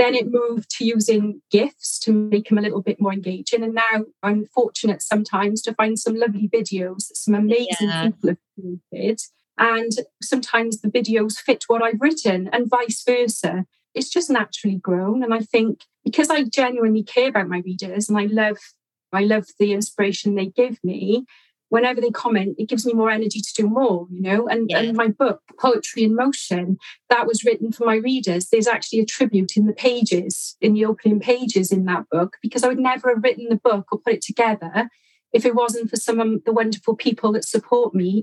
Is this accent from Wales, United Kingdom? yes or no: yes; South Wales, United Kingdom; I've lived in South Wales all my life